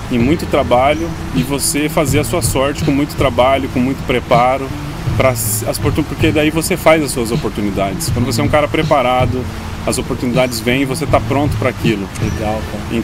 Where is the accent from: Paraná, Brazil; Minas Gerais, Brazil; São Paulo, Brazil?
Paraná, Brazil; Londrina; Eu sou de Londrina, Paraná